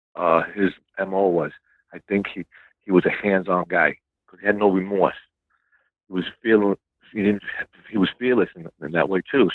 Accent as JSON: {"language": "English", "town": "New York City", "region": "New York", "country": "United States", "tie": "born or raised there", "said": "I was born in South Brooklyn, grew up in a uh, Gallo crime family"}